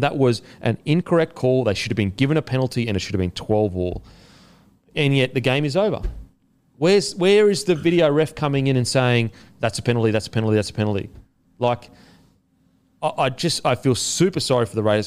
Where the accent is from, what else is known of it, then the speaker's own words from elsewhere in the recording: Queensland, Australia; I'm a Queenslander